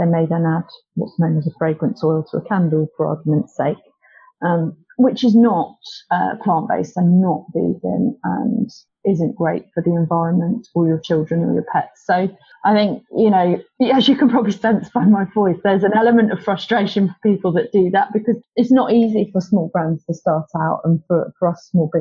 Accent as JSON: {"language": "English", "area": "Cornwall", "region": "South West England", "country": "United Kingdom", "tie": "born or raised there", "said": "I grew up in Cornwall"}